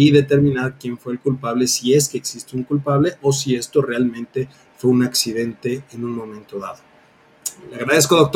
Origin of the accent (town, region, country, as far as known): Hidalgo, Mexico